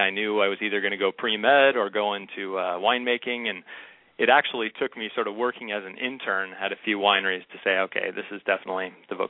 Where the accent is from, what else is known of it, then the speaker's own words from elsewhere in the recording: Sonoma, California, United States; I was born and raised in Sonoma